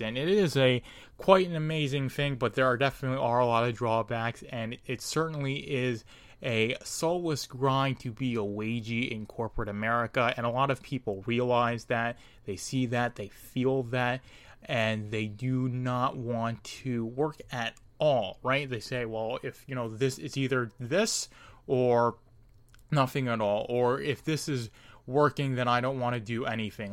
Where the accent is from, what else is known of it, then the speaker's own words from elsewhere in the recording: United States; me being an American, my country being the United States